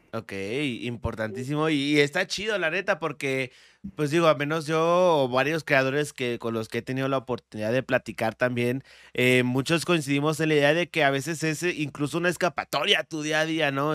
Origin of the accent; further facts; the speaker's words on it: State of Mexico, Mexico; accent: barrio, Estado de México; moved away; nací en la Ciudad de México. Eh, viví hasta los 10 años en el Estado de México